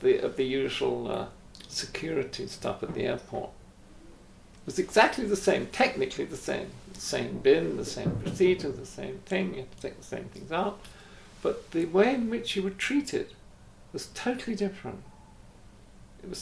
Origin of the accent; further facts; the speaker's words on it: England, United Kingdom; as an English person